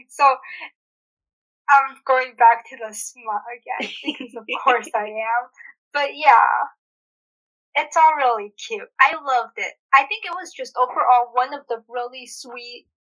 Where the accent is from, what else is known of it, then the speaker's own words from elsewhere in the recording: United States; I'm originally from the state